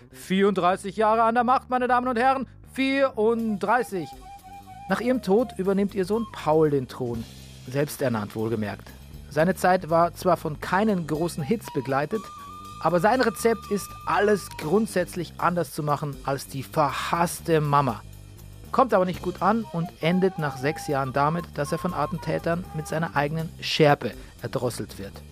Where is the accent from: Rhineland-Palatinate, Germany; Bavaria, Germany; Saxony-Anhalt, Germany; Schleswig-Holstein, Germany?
Bavaria, Germany; now in Berlin, Germany; Da ähnelt sich meine Heimat äh, Niederbayern offensichtlich der Provence, weil ich habe ähnliche Probleme bei, mein, bei meinen Eltern. Hier in Berlin geht's, aber wenn ich da bin, in der Heimat